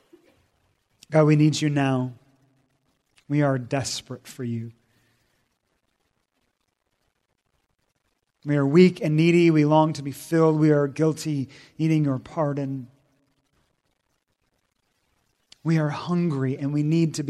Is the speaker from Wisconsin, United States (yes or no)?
no; Washington, United States; moved away; I grew up in Washington State, 3,000 miles away